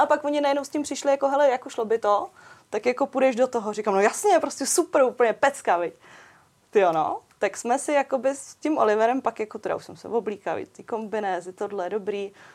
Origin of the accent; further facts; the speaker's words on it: Pardubice Region, Czechia; jsem z Pardubic